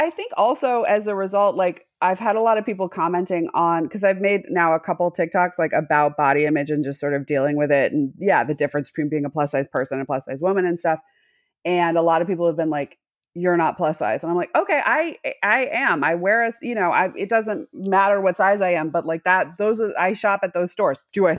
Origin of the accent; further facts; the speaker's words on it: Massachusetts, United States; accent: Midwest; No, I'm from Massachusetts, but people ask me all the time because my accent sounds a little bit Midwest. I got rid of my Massachusetts accent and I just went hard and it became a little bit Midwest.